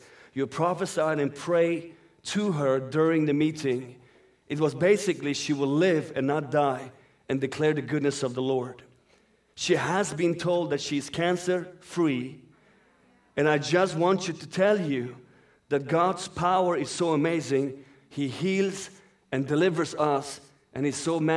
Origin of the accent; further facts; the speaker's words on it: Sweden; first language Persian; English is a second language; also born or lived in Iran; That's my native language for those who do not know. I'm born in Iran and raised up in Sweden.